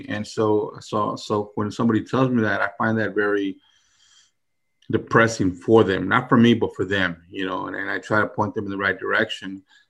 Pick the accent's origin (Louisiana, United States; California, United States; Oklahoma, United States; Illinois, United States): Louisiana, United States; New Orleans; New Orleans, you know. I was born in New Orleans. My dad's family's from there. So, I mean, I can remember being a small little kid on the street.